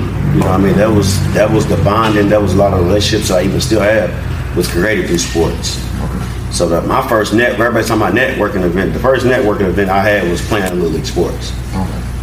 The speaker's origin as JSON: {"language": "English", "town": "Louisville", "region": "Kentucky", "country": "United States", "tie": "born or raised there", "said": "growing up in the West End, just having to watch your surroundings"}